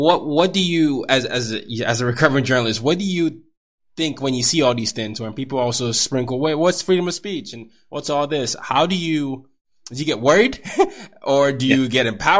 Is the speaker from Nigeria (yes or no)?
yes; Nigeria; I come from a culture. I'm Nigerian